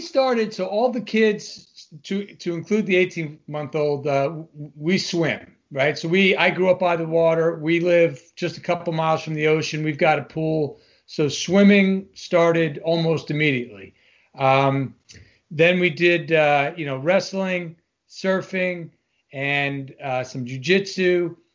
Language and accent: English; Long Island, New York, United States; moved away as an adult; I'm originally from Long Island, New York, which all Long Islanders are always proud to put out there up front